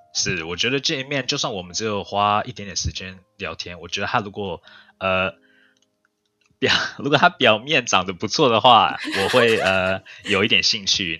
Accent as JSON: {"language": "Chinese", "country": "Canada", "tie": "born or raised there", "also_born_or_lived": "Taiwan", "said": "我是在加拿大出生的，但是我也有在台湾住一段时间"}